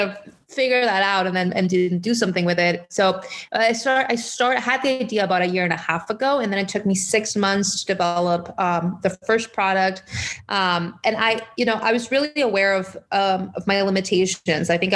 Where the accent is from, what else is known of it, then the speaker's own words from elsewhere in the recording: Mexico; moved away as an adult; also born or lived in McAllen, Texas; I was actually born and raised in Mexico. I lived in Mexico up until I was, I believe, 20 years old.